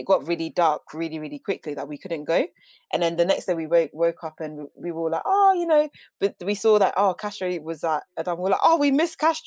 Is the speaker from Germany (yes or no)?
no; Volta, Ghana; I'm originally from Ghana, the Volta region.